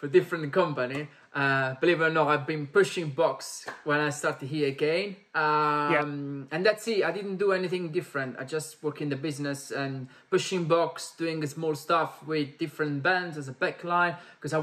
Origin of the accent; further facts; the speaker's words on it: Salerno, Campania, Italy; English is a second language; moved away as an adult; now in London, United Kingdom; I come from Italy, a small town that is called Salerno.